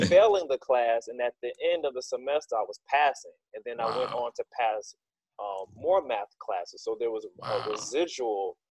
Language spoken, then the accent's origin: English; Macon, Georgia, United States; So I had a base understanding of, okay … I'm from Macon.